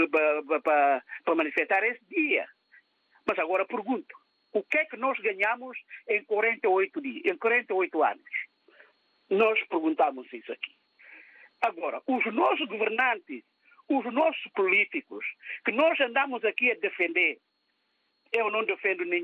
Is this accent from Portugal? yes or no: no; Guinea-Bissau; moved away; eu vim da Guiné há um ano e tal